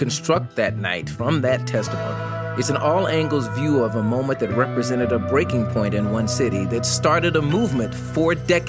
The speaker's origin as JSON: {"language": "English", "town": "Tulsa", "region": "Oklahoma", "country": "United States", "tie": "born or raised there", "said": "I grew up in Tulsa, Oklahoma"}